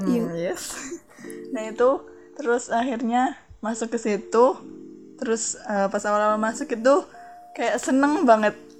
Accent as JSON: {"language": "Indonesian", "town": "Boyolali", "region": "Central Java", "country": "Indonesia", "said": "dari Boyolali, Nemplak, Subokerto, Tawangrejo"}